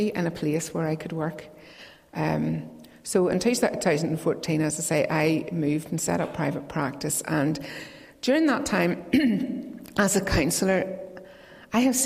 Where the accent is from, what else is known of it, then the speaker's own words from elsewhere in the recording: Crossgar, Northern Ireland, United Kingdom; also born or lived in Castlederg; now in Donaghadee, United Kingdom; I'm originally from Crossgarn, County Down, if you know where that is, the complete centre of the universe. And I grew up in Lasara Presbyterian Church.